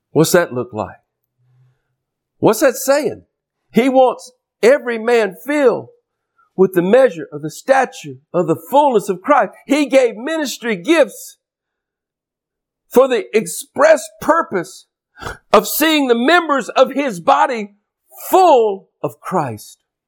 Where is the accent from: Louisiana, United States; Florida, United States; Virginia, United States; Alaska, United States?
Louisiana, United States; I'm from Louisiana down here in the Gulf States region.